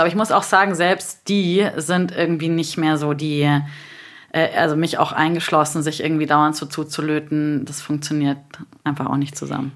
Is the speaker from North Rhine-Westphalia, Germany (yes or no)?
no; Bavaria, Germany; now in Berlin, Germany; ich bin aus Bayern